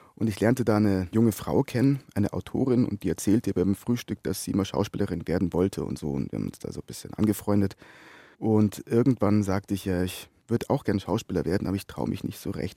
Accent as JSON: {"language": "German", "town": "Brannenburg", "region": "Bavaria", "country": "Germany", "tie": "born or raised there", "also_born_or_lived": "Munich / Essen", "said": "ich bin aufgewachsen in Brandenburg, nicht Brandenburg. Brandenburg liegt zwischen Rosenheim und Kufstein"}